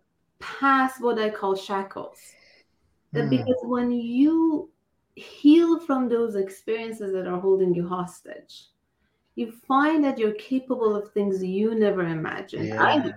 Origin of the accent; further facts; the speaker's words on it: Iran; now in United States; I am from Iran. I migrated here about over 20 years ago